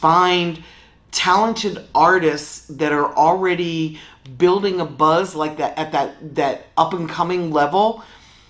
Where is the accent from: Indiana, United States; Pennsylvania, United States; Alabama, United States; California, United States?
Pennsylvania, United States; Philadelphia; moved away as an adult; also born or lived in New York City; Originally, I'm from Philadelphia. I moved to New York City when hip-hop kind of started